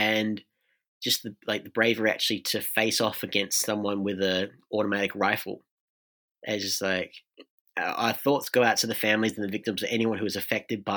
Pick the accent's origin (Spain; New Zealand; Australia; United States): Australia; as an Australian